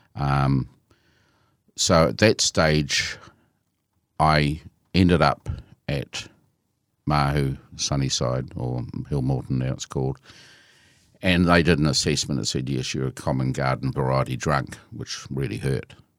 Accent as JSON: {"language": "English", "town": "Christchurch", "region": "Canterbury", "country": "New Zealand", "tie": "born or raised there", "said": "I was born in Christchurch, and I um, um, grew up in Christchurch and went to school in Christchurch"}